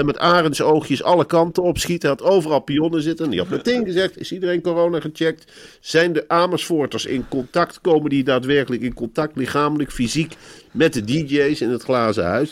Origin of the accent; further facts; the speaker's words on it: Arnhem, Gelderland, Netherlands; die Germaanse drang die ik toch in me heb als Arnhemmer